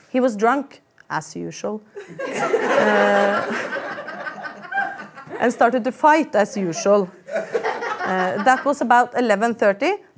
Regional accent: Sarpsborg, Østfold, Norway; jeg tenkte jeg bare skulle gi dere et lite sånn innblikk i oppveksten min i Sarpsborg.

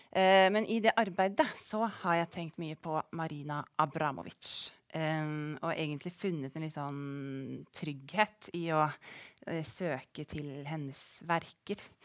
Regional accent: Rygge, Østfold, Norway; now in Stavanger, Norway; Jeg er fra Rygge i Østfold

